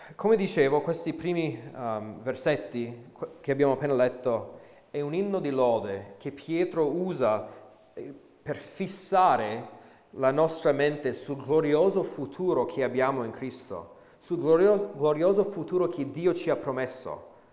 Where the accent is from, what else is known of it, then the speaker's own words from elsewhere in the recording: United States; moved away as an adult; now in Italy; sono cresciuto um, negli Stati Uniti